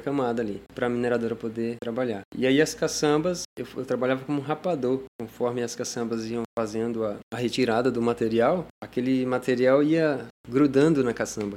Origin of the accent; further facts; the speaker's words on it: Ariquemes, Rondônia, Brazil; Sou natural ali de Ariquemes, mas cresci ali na Flona do Jamari